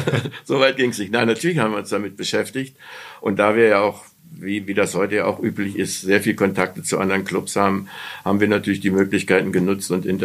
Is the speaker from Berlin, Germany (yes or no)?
yes; Berlin, Germany; Ich komme ja aus Berlin und habe auch da ein Praktikum äh, äh, beim, äh, beim Tagesspiegel gemacht